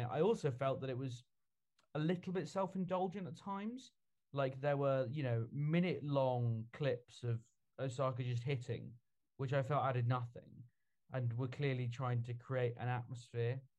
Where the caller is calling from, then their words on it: Scotland, United Kingdom; I'm in from Scotland, the most international podcast we've maybe ever had.